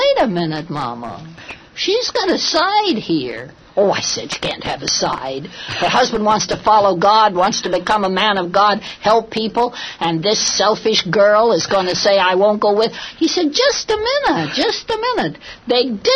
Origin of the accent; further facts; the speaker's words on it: California, United States; also born or lived in Los Angeles / San Francisco; I was born in California. Mm-hmm. And we're quite an old California family